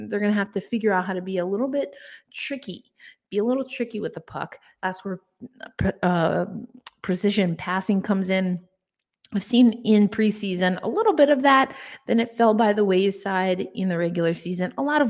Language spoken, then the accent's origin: English; New York, United States; moved away; the Blue Shirts from my hometown.